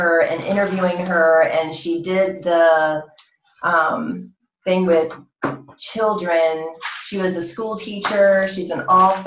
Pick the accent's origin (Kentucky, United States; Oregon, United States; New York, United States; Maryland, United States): Maryland, United States; Cambridge; my childhood growing up in Cambridge, Maryland, small town